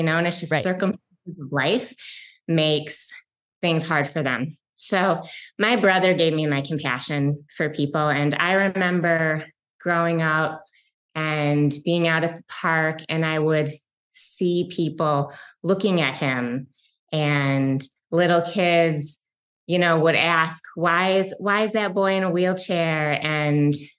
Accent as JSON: {"language": "English", "town": "Detroit", "region": "Michigan", "country": "United States", "tie": "born or raised there", "said": "I grew up in a suburb of Detroit, Michigan. I'm a Michigan girl and I still live in Detroit, Michigan"}